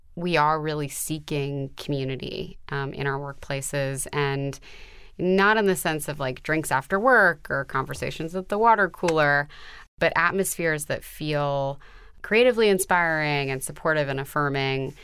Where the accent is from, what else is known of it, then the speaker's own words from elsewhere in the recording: New York City, New York, United States; I was brought up on the Upper West Side in New York City